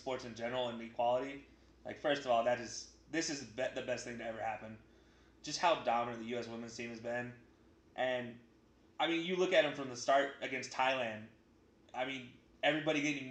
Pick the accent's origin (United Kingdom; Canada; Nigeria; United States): United States; as an American